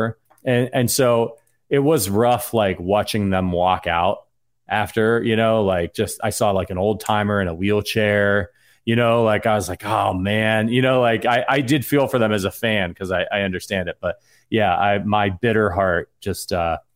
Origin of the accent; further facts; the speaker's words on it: Northeast Ohio, United States; moved away; I'm from Ohio. Cincinnati's very far away from, I'm from Northeast Ohio